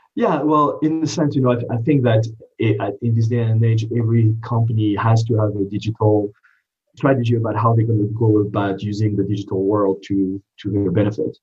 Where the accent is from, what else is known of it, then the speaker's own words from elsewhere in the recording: France; English is a second language; moved away as an adult; also born or lived in East Coast, United States; now in United States; I didn't grow up in this country. I grew up in France, uh, but went to business school uh, on the East Coast um, and decided to stay and become a citizen at a later date